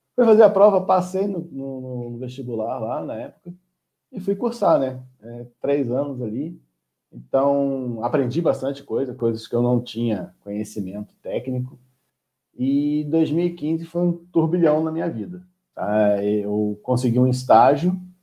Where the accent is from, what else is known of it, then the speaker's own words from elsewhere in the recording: Rio de Janeiro, Brazil; moved away as an adult; also born or lived in Nova Friburgo, Brazil; Morei a vida inteira no Rio de Janeiro